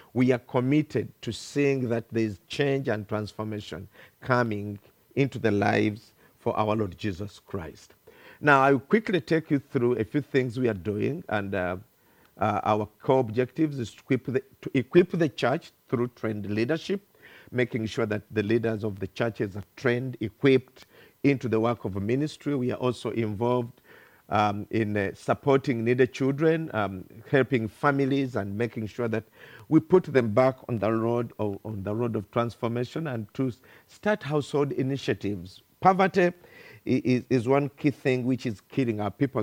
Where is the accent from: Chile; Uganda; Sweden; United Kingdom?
Uganda; English is a second language; I come from Uganda, thousands of kilometers from here